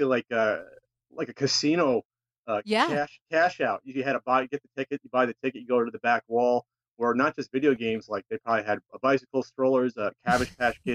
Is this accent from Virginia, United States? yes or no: no; New Jersey, United States; moved away as an adult; now in San Diego, United States; I'm originally from New Jersey and I moved out to San Diego in 2009.